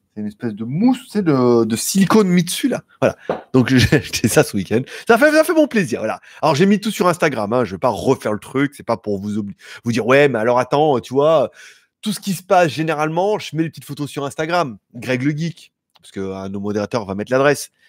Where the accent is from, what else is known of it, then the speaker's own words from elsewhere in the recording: France; je suis français, moi. Moi, français, depuis bi, depuis biberon